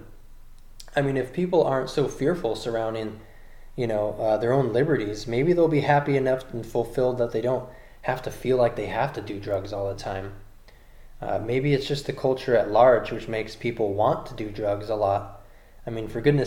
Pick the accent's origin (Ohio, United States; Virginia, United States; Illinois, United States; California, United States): California, United States; I'm from California